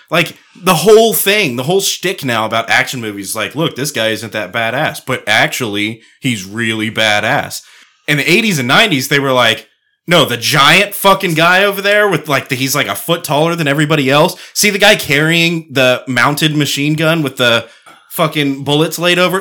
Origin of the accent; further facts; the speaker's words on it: Apache Shores, Texas, United States; I grew up in the hood, dude. I grew up in Apache Shores